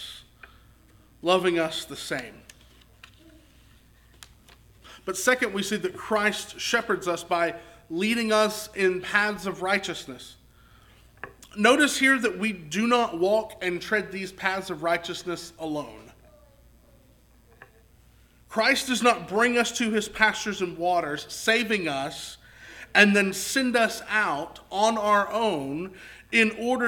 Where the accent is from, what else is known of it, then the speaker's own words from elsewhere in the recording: Texarkana, Arkansas, United States; I grew up in Southwest Arkansas. Grew up in Texarkana